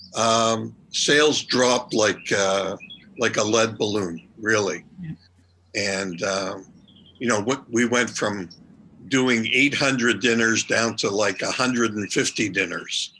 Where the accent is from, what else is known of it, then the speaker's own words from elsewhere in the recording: Montreal, Quebec, Canada; moved away as an adult; also born or lived in New York / Toronto; I'm originally from Montreal